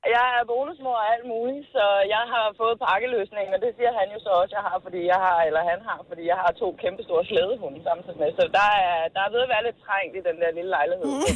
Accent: Haslev, Zealand, Denmark; jeg kommer fra Haslev

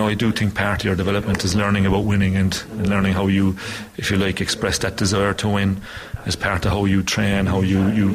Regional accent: Cloyne, Munster, Ireland; growing up in Cline, Cork was a huge part of our lives

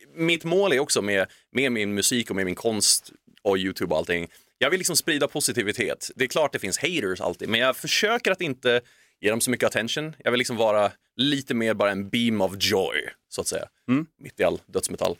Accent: Sweden; moved away as an adult; also born or lived in Tokyo, Japan; som svensk

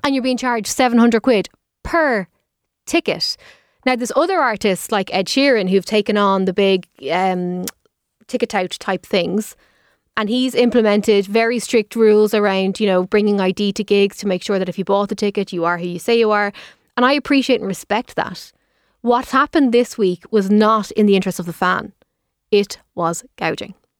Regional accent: Dublin, Leinster, Ireland; I'm from Dublin

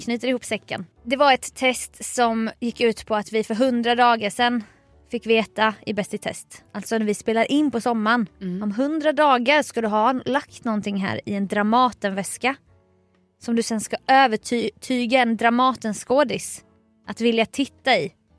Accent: Småland, Sweden; som smålänning

